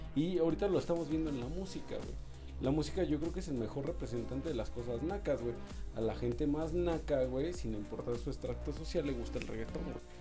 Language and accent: Spanish; Mexico; uno de los mejores actores que tenemos en México